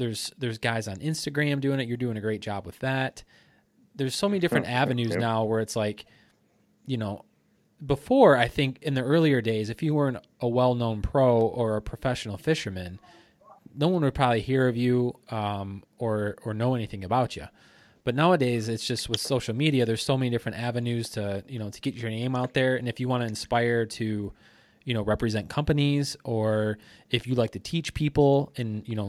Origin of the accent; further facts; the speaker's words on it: Midwest, United States; I'm from the Midwest, so there's always, our lakes are typically surrounded by woods